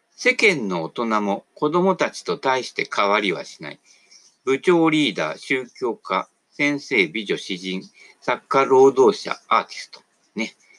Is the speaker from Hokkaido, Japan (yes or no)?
no; Sagamihara, Kanagawa, Japan; 俺神奈川でね、相模原で生まれた